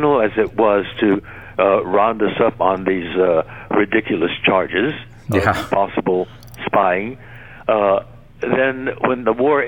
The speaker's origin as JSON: {"language": "English", "town": "Los Angeles", "region": "California", "country": "United States", "tie": "born or raised there", "also_born_or_lived": "Arkansas", "said": "I was born in Los Angeles."}